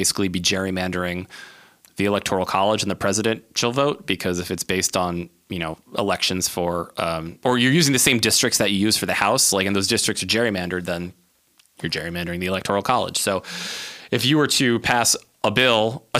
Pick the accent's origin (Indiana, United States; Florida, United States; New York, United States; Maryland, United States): Maryland, United States; my home state of Maryland